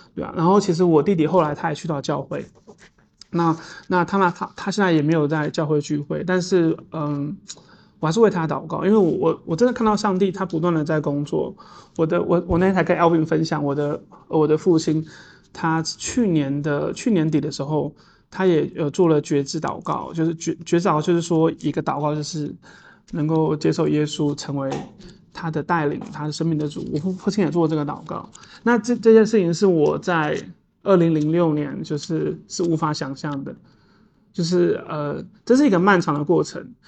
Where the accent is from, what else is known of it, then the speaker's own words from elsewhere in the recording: Taipei, Taiwan; 我在都市住惯了，我是一个城，城，因为我是一个，我台北长大的小孩。我其实是因为我在台北长大